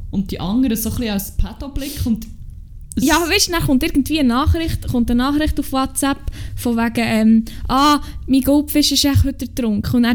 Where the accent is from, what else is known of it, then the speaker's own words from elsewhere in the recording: Bern, Switzerland; accent: Emmental; Also wenn ich im Emmental bin, dann kommt dann auch wirklich die Emmentalerin in meinem Herz aus mir raus.